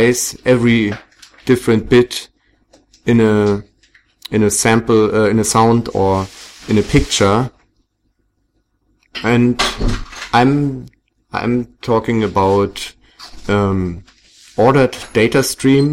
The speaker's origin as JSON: {"language": "English", "region": "Berlin", "country": "Germany", "said": "I come from Berlin in Germany"}